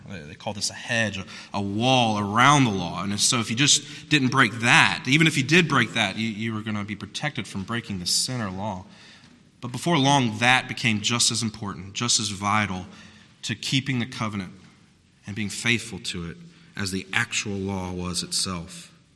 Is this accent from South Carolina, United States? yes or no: yes; South Carolina, United States; I'm from South Carolina